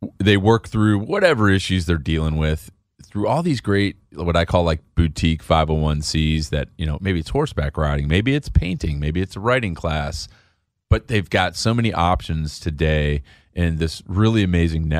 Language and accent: English; Chicago, Illinois, United States; I grew up in Chicago